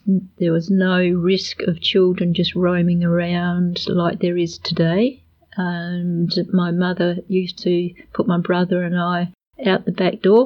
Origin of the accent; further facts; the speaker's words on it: Adelaide, South Australia, Australia; also born or lived in Underdale; And they built a house at Plimpton, and I grew up at Plimpton